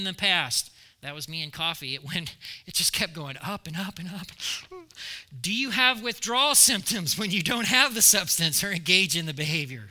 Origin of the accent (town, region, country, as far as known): United States